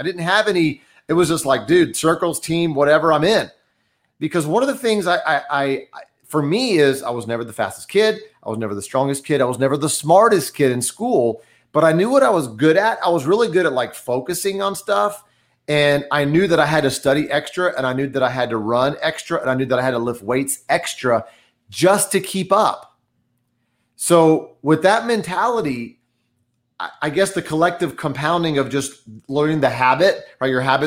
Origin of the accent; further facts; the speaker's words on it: Dallas, Texas, United States; I grew up in Dallas, Texas. My parents are from Brazil.